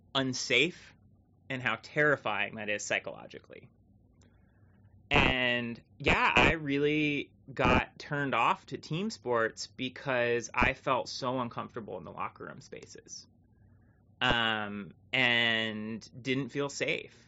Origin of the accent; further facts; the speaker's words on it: Thetford Center, Vermont, United States; growing up in Vermont was simultaneously like wonderful and awesome